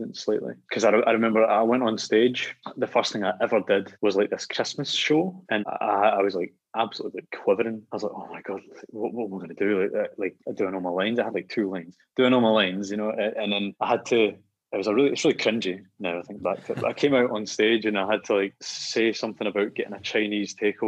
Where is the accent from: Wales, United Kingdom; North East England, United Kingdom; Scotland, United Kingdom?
Scotland, United Kingdom; Rutherglen; moved away as an adult; also born or lived in London; I loved growing up in Rutherglen